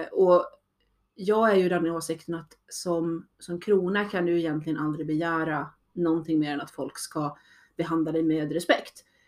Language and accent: Swedish; Sweden; jag började i SCA, som då svensk